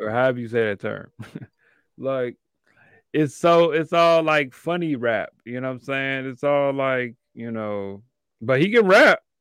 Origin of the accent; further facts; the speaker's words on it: Chicago, Illinois, United States; me as a African-American male growing up in Chicago